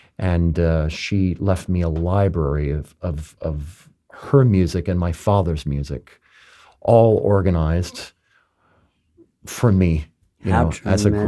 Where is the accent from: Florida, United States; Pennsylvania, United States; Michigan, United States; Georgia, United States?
Florida, United States; Palm Beach; my hometown